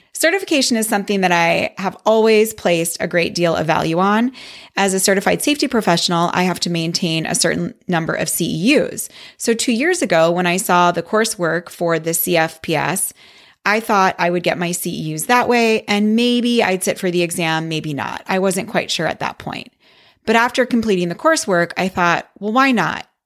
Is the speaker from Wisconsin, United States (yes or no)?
yes; Wisconsin, United States; I grew up in Wisconsin, where tanning was a big thing